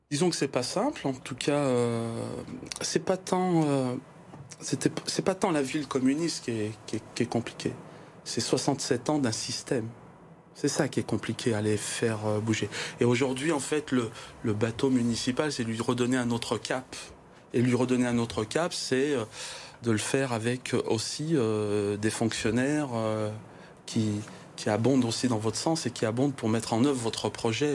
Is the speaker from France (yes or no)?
yes; Givors, Auvergne-Rhône-Alpes, France; nous sommes des Givordins